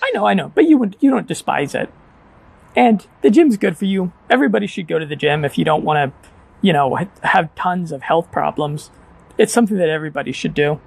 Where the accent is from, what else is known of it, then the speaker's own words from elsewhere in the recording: United States; moved away; half the guys and gals that I grew up with in America